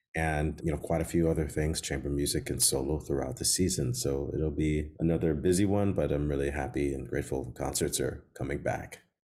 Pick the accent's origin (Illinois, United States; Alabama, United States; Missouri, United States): Illinois, United States; Chicago; when I grew up in Chicago